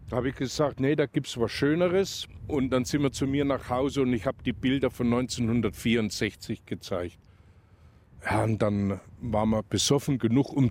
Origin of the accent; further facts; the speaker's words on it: Kleintettau, Bavaria, Germany; accent: Kleintettau dialect; in unserem Kleintedauer Dialekt, jung, wenn die Grenz wieder aufgeht.